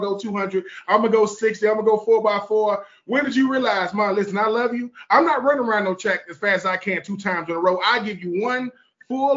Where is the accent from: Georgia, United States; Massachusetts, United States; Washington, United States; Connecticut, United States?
Georgia, United States; I'm from Georgia